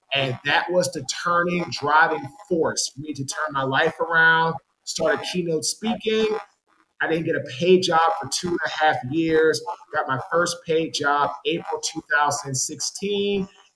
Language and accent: English; Washington, District of Columbia, United States; moved away as an adult; also born or lived in Jacksonville, Florida / Baltimore, Maryland / Raleigh, North Carolina; I'm from Washington, D.C.